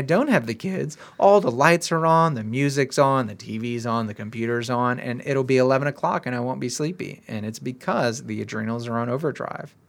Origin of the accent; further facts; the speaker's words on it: United States; we're all American